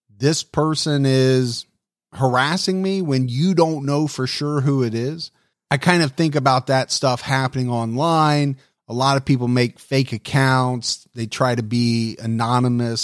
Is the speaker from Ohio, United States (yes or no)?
yes; Ohio, United States; here in my home state of Ohio